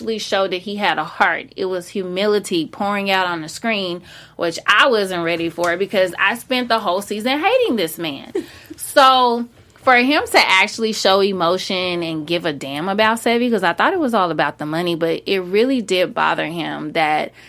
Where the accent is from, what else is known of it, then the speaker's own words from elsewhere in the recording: the South, United States; I'm from the South